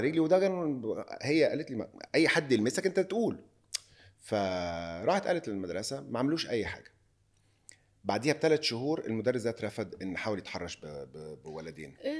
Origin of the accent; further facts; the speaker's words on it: Egypt; moved away as an adult; now in Lebanon; عندنا في مصر